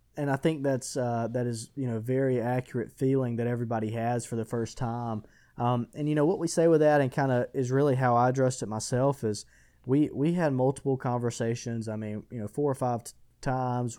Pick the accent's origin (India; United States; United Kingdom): United States; Butler, Alabama; I'm originally from Butler, Alabama, a small, small little town in, in West Alabama